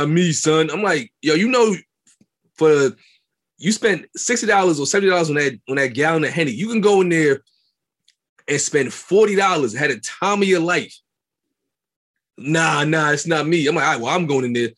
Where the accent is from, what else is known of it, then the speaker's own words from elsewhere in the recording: New York City, New York, United States; I'm from Brooklyn, raised in Brooklyn all my life